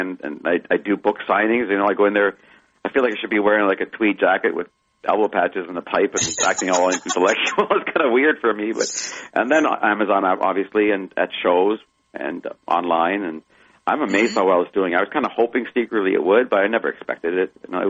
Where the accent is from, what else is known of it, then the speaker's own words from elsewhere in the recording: Canada; born there; also born or lived in Germany; Well, I was born in Canada. I was born in Canada, but I was stayed less than a year in Vancouver.